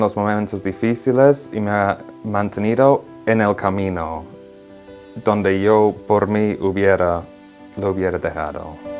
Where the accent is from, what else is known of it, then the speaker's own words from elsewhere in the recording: England, United Kingdom; Spanish is a second language; moved away as an adult; now in Rome, Italy; soy de Inglaterra, tengo 27 años y estoy estudiando teología ah, aquí en Roma